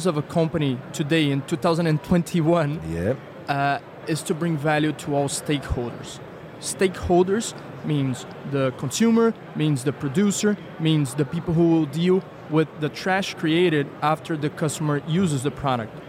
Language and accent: English; Rio de Janeiro, Brazil; moved away as an adult; now in Lisbon, Portugal; I'm originally from Brazil, from Rio de Janeiro.